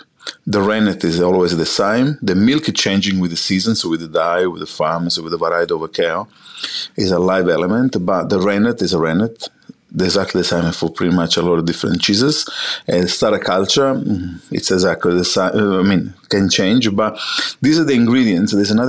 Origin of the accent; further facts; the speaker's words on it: Sicily, Italy; English is a second language; moved away as an adult; now in Australia; As an Italian, I grew up in Sicily all my life before I came to Australia. I was born in Sicily